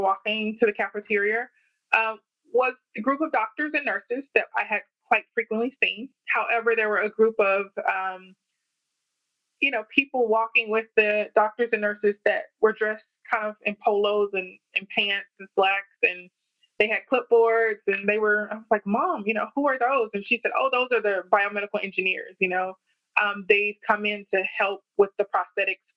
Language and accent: English; Memphis, Tennessee, United States; growing up in Memphis in the inner city